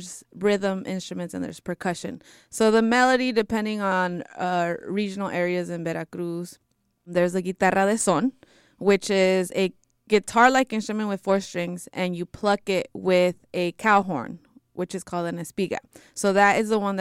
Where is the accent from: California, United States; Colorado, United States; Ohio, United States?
California, United States; Bay Area; My parents are from Jalisco and Zacatecas, and I was born and raised in the Bay Area